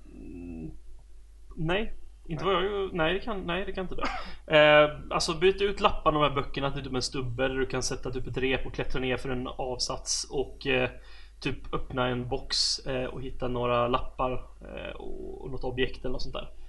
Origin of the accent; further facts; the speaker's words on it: Sweden; som svensk